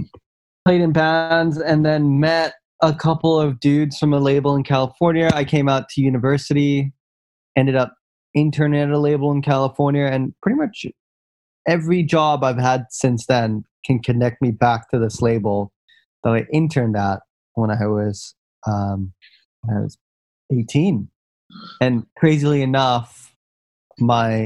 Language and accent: English; Singapore; moved away as an adult; also born or lived in United States; I had grown up in Singapore